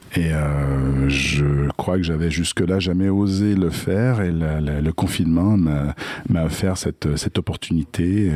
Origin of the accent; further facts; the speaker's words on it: Quebec, Canada; accent: Québécois; je suis, je suis québécois